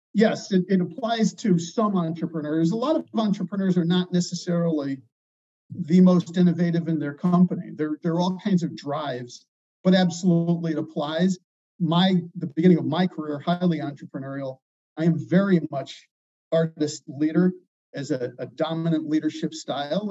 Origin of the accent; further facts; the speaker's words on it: Chicago, Illinois, United States; I'm from Chicago